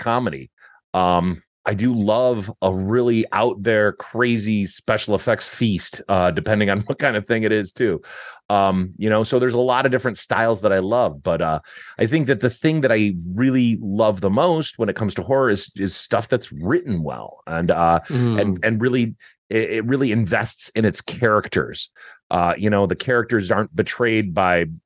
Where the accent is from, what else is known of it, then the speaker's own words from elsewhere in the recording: Detroit, Michigan, United States; We grew up in Detroit